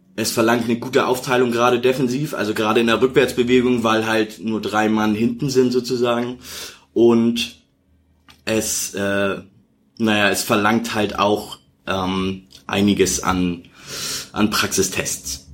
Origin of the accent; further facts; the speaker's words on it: Hamburg, Germany; ich komme aus Bergedorf, hab da immer Fußball gespielt